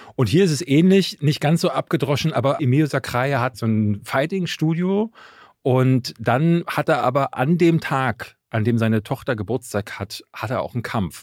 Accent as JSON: {"language": "German", "region": "Berlin", "country": "Germany", "tie": "born or raised there", "said": "ich bin in Berlin-Marzahn groß geworden."}